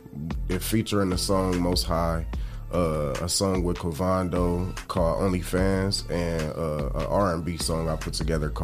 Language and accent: English; Toledo, Ohio, United States; I grew up on the South Side.